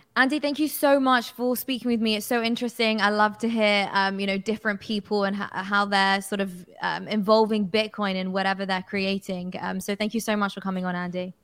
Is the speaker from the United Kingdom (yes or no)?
yes; United Kingdom; as a British person.